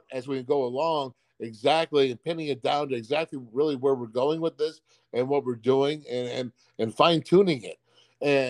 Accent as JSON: {"language": "English", "town": "Orchard Park", "region": "New York", "country": "United States", "said": "being that we're from Orchard Park, New York, being that we're from Buffalo"}